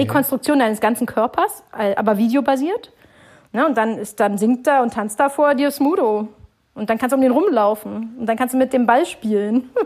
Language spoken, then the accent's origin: German; Berlin, Germany; Berlin ist meine Heimat